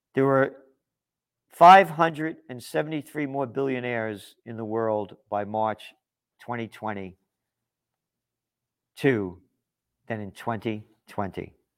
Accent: United States; I'm an American.

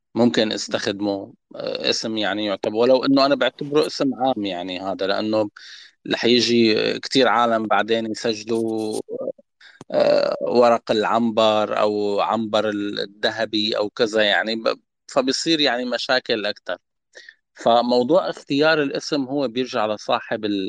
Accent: Syria; نحن كسوريين

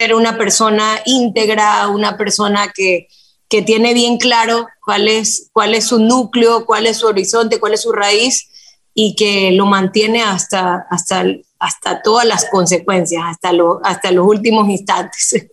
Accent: Guayaquil, Guayas, Ecuador; nací en Guayaquil

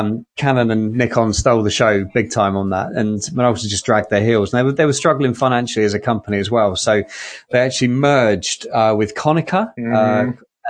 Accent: United Kingdom; So one of my strange, as a Brit, right, who doesn't play hockey, doesn't play American football, doesn't even understand it.

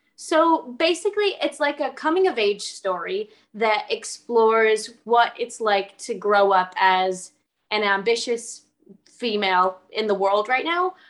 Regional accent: United States; moved away as an adult; now in United Kingdom; an American living in the UK

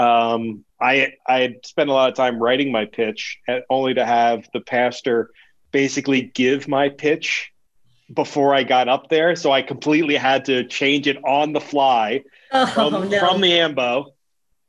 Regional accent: Elmer, New Jersey, United States; born in Elmer and my parents were married, as a matter of fact, at St. Anne's in Elmer

